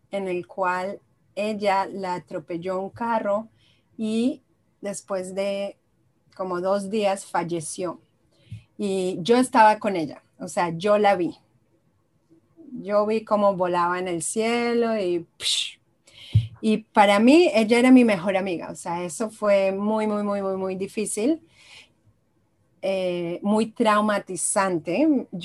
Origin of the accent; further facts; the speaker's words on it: Israel; moved away as an adult; also born or lived in Colombia; now in United States; Yo soy eh, colombiana y israelí. Soy mitad de mitad. Yo nací en Israel, luego cuando tenía dos años me mudé a Colombia, mi mamá es colombiana, luego a los 10 años me volví a Israel y luego a los 21 me pasé a vivir a Estados Unidos.